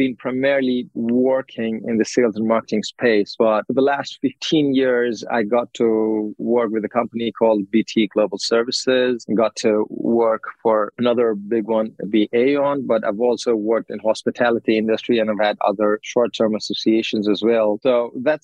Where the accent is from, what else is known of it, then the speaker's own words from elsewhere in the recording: Nepal; moved away as an adult; also born or lived in Chicago; I'm from Nepal